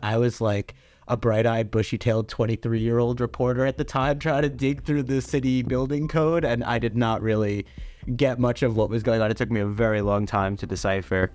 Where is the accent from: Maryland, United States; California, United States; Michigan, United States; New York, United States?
New York, United States; New York City; I'm from Staten Island